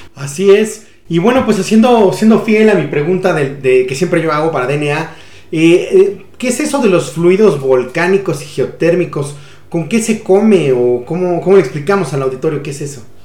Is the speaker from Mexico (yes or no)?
yes; Mexico; nos podemos sentir orgullosos eh, todos como mexicanos